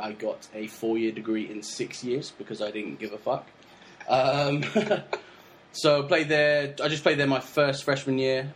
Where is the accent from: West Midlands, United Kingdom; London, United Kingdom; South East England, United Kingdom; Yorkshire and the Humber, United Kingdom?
South East England, United Kingdom; High Wycombe; moved away as an adult; also born or lived in Fort Dodge, Iowa; now in United States; I am originally from Hazelmere, High Wycombe